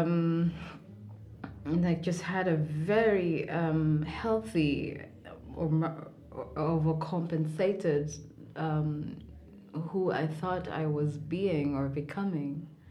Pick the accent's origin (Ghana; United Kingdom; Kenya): Kenya; Mombasa, Mombasa County; also born or lived in Nairobi, Kenya; I was born in Nairobi, Kenya. Mm-hmm. And when I was about four years old, we moved to Mombasa, mm-hmm. where I grew up.